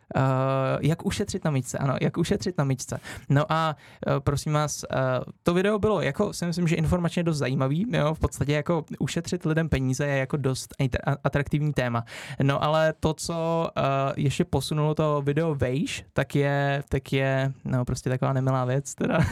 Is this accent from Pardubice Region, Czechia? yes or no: no; Orlické hory, Hradec Králové Region, Czechia; v Orlických horách, odkud pocházím